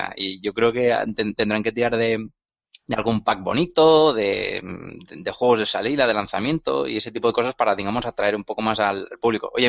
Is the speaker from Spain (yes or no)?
yes; Spain; es que somos españoles, no nos tienen en cuenta.